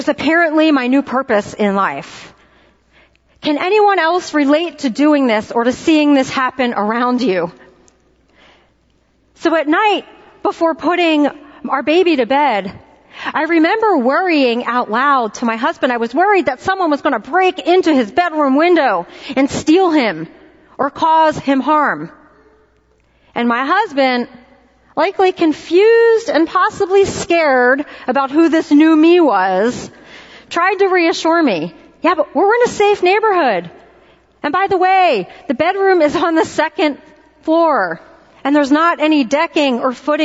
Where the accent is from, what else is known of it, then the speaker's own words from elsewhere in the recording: Philadelphia, Pennsylvania, United States; moved away; I was born and raised in Philadelphia